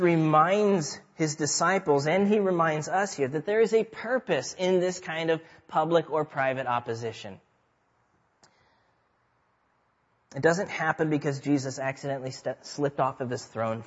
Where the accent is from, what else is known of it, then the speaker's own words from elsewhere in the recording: Nebraska, United States; I grew up in Nebraska.